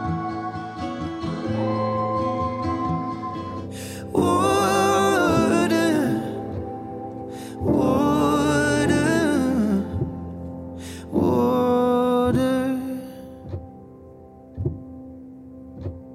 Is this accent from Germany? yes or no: no; United Kingdom; we're British